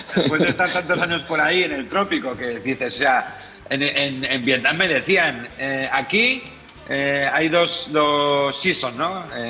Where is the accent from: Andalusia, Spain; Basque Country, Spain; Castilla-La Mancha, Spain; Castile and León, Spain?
Basque Country, Spain; Vitoria-Gasteiz; moved away as an adult; also born or lived in Beijing, China / Hong Kong / Barcelona / Zaragoza; como medio vasco y gasteiztarra